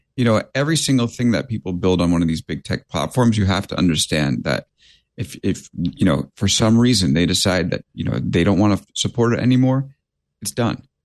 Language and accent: English; New York, United States; I'm a New Yorker